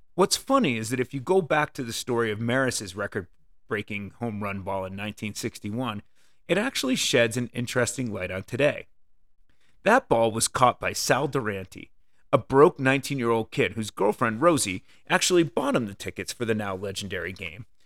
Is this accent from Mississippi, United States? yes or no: no; Connecticut, United States; I grew up in Connecticut, which is why I love the Red Sox.